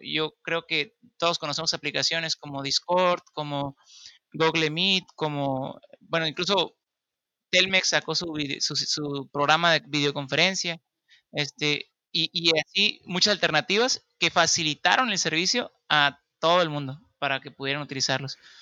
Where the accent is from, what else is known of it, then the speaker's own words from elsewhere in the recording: Baja California Sur, Mexico; soy de Baja California